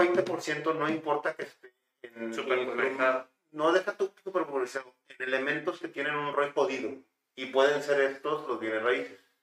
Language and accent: Spanish; Mexico; moved away as an adult; also born or lived in Spain; el nivel de vida que tienes en México. Por eso me vine de Europa, por eso me regresé